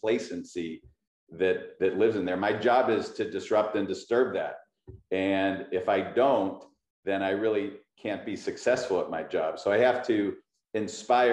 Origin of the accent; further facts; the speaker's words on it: Pittsburgh, Pennsylvania, United States; moved away as an adult; now in California, United States; I'm very proud to be from Pittsburgh. I just happened to move to California